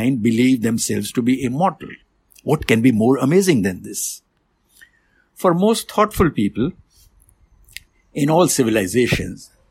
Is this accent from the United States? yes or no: no; India; moved away; I was born and raised in India